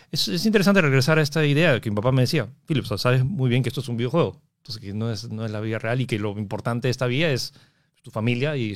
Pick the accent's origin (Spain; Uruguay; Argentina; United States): United States; born there; moved away; Sí, nací ahí y luego me, me fui.